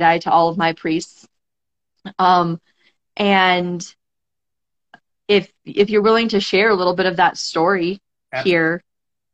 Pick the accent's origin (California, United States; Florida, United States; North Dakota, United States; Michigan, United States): North Dakota, United States; I'm originally from North Dakota, mm-hmm. So that's the accent that comes out for me